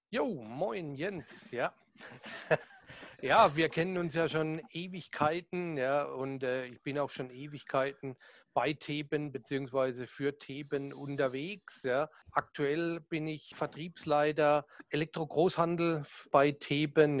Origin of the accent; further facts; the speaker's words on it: Southern Germany, Germany; accent: süddeutscher Dialekt (southern German dialect); mein süddeutscher Dialekt, den werde ich wahrscheinlich nie